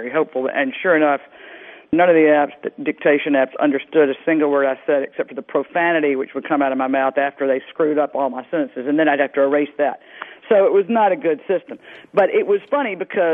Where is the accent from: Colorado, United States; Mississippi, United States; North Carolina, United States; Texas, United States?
Mississippi, United States; Mississippi Delta, United States; I grew up in the Mississippi Delta